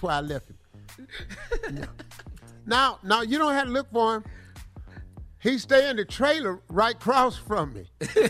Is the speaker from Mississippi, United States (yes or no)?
yes; Silver Creek, Mississippi, United States; Yeah. I'm from Silver Creek, Mississippi.